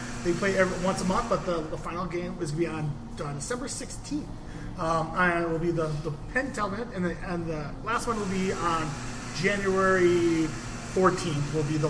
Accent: United Kingdom; it'd also be fun that I'm British, too.

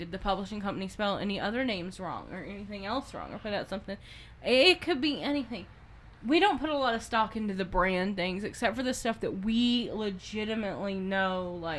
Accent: the South, Southern United States, United States; accent: Southern; Her and Jody, my sister, bring out my Southern a lot.

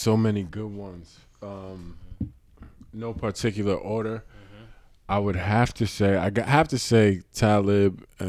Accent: New York City, New York, United States; growing up in Brooklyn with the … album.

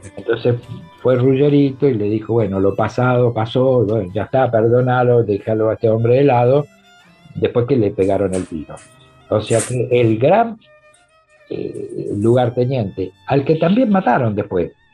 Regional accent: Avellaneda, Buenos Aires Province, Argentina; para nosotros no somos porteños, somos de Avellaneda

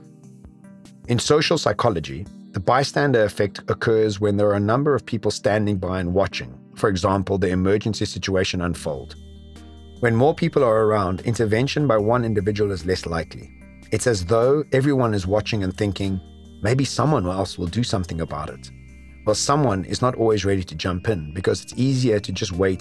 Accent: South Africa; Classified as a white male when growing up in South Africa

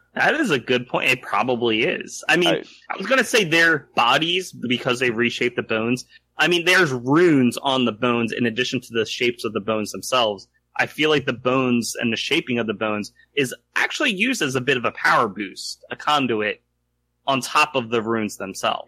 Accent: United States; I identify reluctantly as American

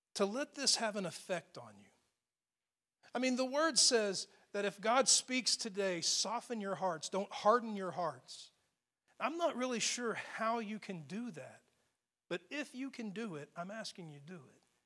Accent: Texas, United States; especially as Texans

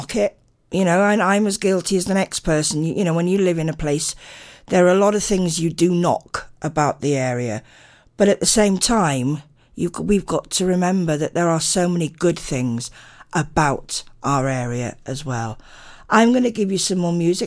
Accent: Narberth, Wales, United Kingdom; Narberth is beautiful. It's my hometown

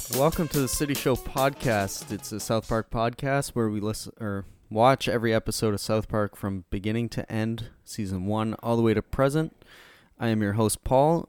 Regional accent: Canada; We're Canadian

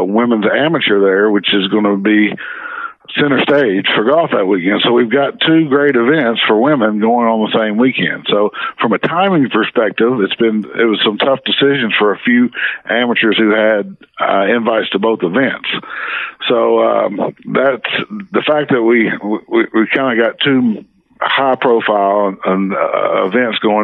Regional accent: Arkansas, United States; back when I was a kid, I grew up in the Natural State

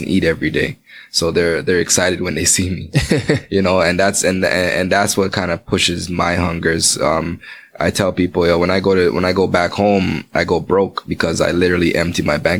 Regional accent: Toronto, Ontario, Canada; also born or lived in Spanish Town, Jamaica; I grew up in Jane and Finch.

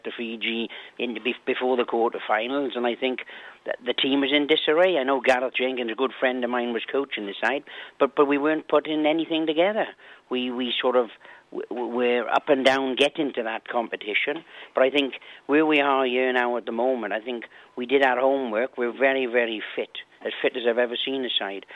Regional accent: Wales, United Kingdom; I'm a Welshman.

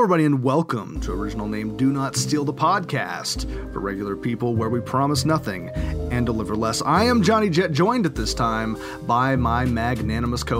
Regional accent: Oklahoma, United States; I'm from Oklahoma

